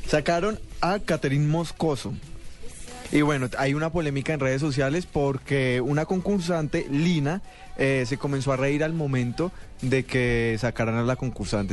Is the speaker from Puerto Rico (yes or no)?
no; Bogotá, Colombia; accent: rolo; soy el más rolo del mundo